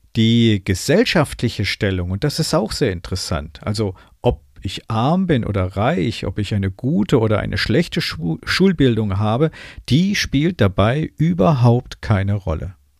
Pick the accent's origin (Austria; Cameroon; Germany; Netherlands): Germany; bei uns in Deutschland